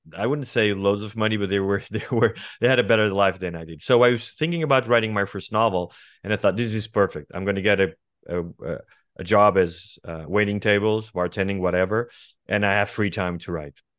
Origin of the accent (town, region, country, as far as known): Estoril, Lisbon, Portugal; born or raised there; English is a second language; moved away as an adult; also born or lived in Sintra / New York / Rio de Janeiro / Madrid